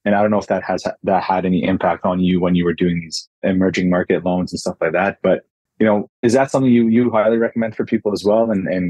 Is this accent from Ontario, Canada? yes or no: yes; Ottawa, Ontario, Canada; moved away as an adult; also born or lived in Hong Kong; Yeah, I was born and raised in Ottawa.